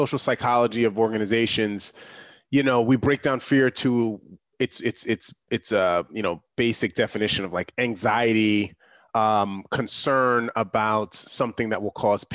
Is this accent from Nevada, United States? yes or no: no; New York, United States; I'm a New Yorker